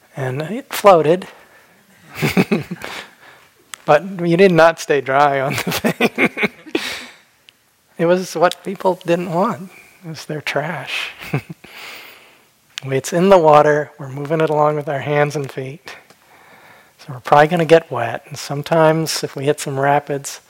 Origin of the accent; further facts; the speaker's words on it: Phoenix, Arizona, United States; When I was a kid, I grew up in Phoenix, Arizona, and we didn't have rivers.